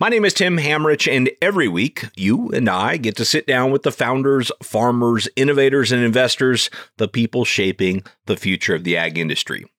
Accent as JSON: {"language": "English", "region": "California", "country": "United States", "tie": "born or raised there", "said": "I grew up in California on a small direct-to-consumer specialty livestock business."}